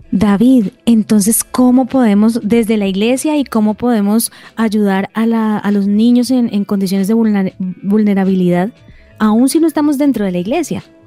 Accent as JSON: {"language": "Spanish", "country": "Colombia", "said": "nosotros como, colombianos"}